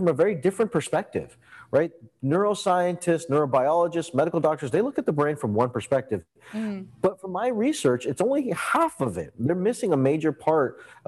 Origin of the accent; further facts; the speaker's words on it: Canada; I grew up in Canada, and I grew up with an Indian background